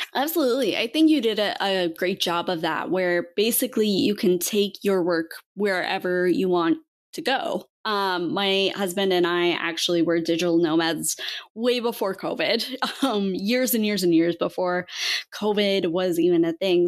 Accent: Montana, United States; I grew up in Montana and grew up in the outdoors.

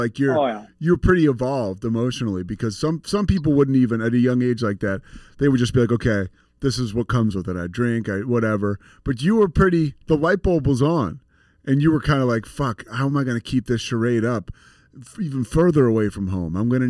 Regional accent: Philadelphia, Pennsylvania, United States

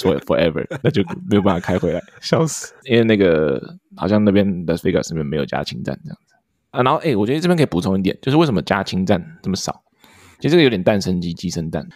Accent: Taiwan; now in United States; 台湾跟美国嘛，毕竟就是我们出生的地方跟我们现在的地方

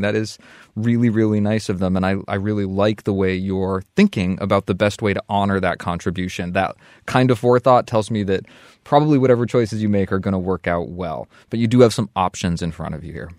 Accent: Vermont, United States; moved away as an adult; the community I grew up

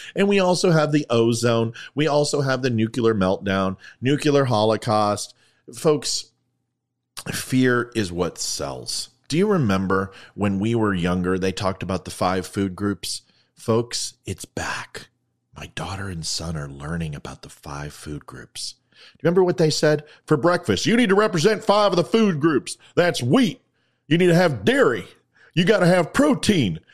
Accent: United States; I'm an American

